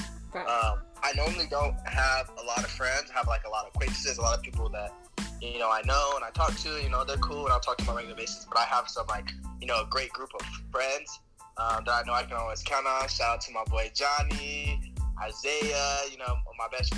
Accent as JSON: {"language": "English", "town": "Albuquerque", "region": "New Mexico", "country": "United States", "tie": "born or raised there", "moved": "as an adult", "lives_now": "Greeley, United States", "said": "I was raised in Albuquerque, New Mexico"}